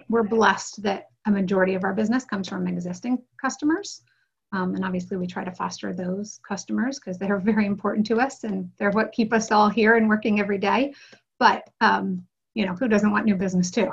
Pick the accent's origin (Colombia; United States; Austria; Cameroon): United States; Ohio; moved away as an adult; also born or lived in New York; we both um, were from Ohio with family businesses